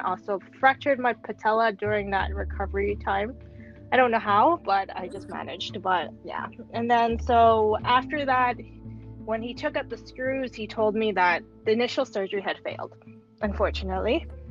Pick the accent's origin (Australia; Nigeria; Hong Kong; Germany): Hong Kong; also born or lived in Switzerland / France / Paris; I'm born and raised in Hong Kong